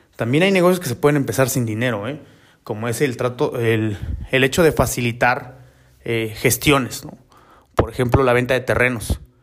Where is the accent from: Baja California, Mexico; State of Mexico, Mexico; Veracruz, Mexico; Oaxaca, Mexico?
Oaxaca, Mexico; also born or lived in Mexico City; yo soy de Oaxaca